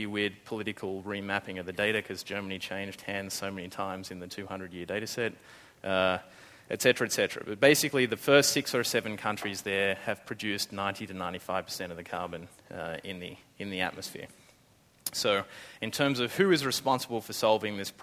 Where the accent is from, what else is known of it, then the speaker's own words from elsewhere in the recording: Australia; accent: Australian; now in San Francisco, United States; Australia, that's my accent